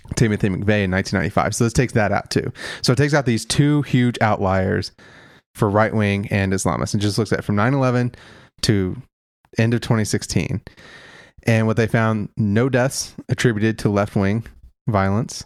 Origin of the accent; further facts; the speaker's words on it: Kentucky, United States; considering my home state